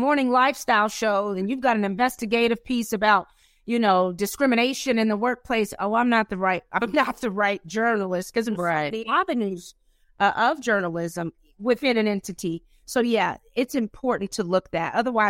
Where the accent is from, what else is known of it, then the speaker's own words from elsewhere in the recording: the South, United States; Yeah, because, you know, I'm from the South. So as you know, you Tennessee, I'm right next door to Kentucky.